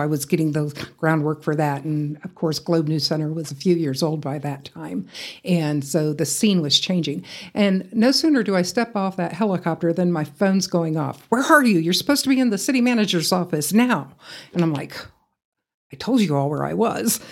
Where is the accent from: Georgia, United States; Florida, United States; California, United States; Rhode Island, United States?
Georgia, United States; Atlanta; moved away as an adult; also born or lived in Iowa; now in Amarillo, United States; growing up in the Atlanta area